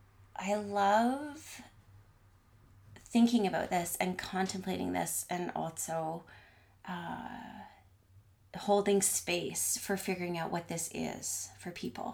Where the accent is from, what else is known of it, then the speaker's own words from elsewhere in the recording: Ottawa, Ontario, Canada; moved away as an adult; also born or lived in Quebec / Vancouver; I grew up in Ottawa